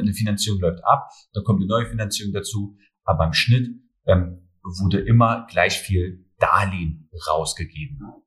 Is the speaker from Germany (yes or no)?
yes; Germany; meine Heimat ist Deutschland, aber genauso äh, sehe ich auch die Türkei als meine Heimat.